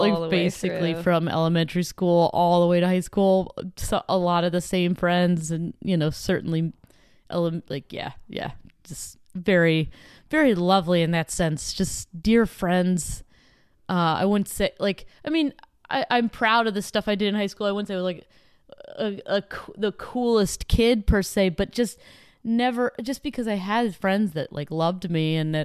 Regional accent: Dillsburg, Pennsylvania, United States; born or raised there

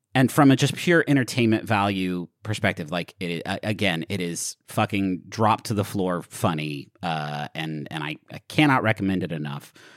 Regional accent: Huntington, West Virginia, United States; the pool that I grew up going to in Huntington, West Virginia.

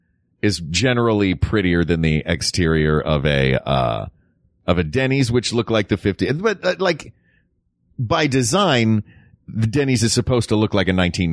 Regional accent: Tennessee, United States; We shouldn't disparage my home state.

